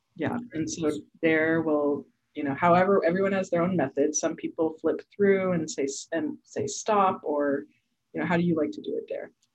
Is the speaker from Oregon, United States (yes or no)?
yes; Portland, Oregon, United States; I'm from Portland, Oregon.